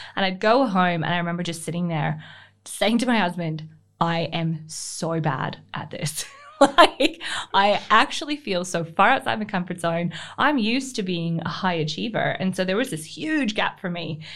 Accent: Canada; moved away as an adult; now in Australia; I'm Canadian born. Um, I call it Australian adoptee. I've been here for fifteen, just, uh, just under fifteen years.

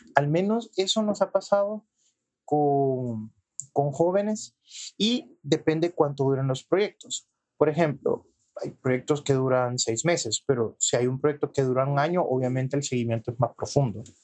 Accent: El Salvador; soy salvadoreño

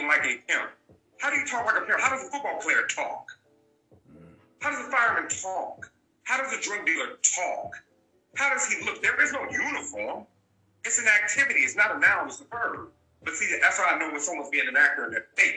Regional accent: Los Angeles, California, United States; I'm from the West Side.

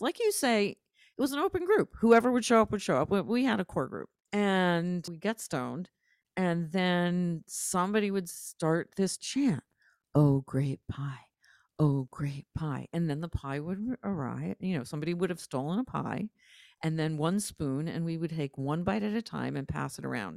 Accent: New Haven, Connecticut, United States; also born or lived in Providence, Rhode Island; I grew up in New Haven, Connecticut, and Providence, Rhode Island

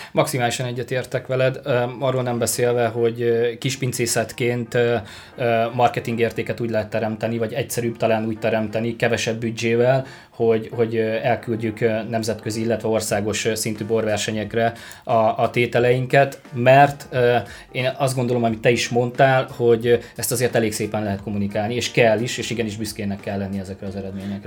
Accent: Borsod-Abaúj-Zemplén, Hungary; moved away; én Borsodabói Zemplén megyéből származom

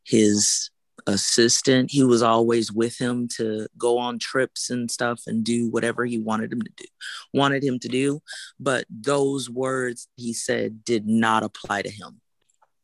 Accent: Houston, Texas, United States; I'm from Houston

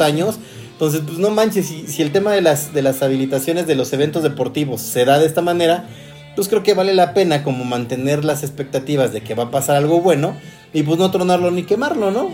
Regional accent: Guadalajara, Jalisco, Mexico; soy de Guadalajara, Jalisco. Nací y, obviamente allá, allá tuve mucho, mucho que ver en Guadalajara

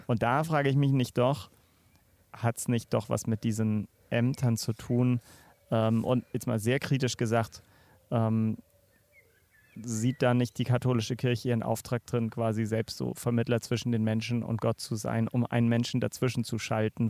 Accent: Northern Germany, Germany; moved away; bin sogar als Norddeutscher

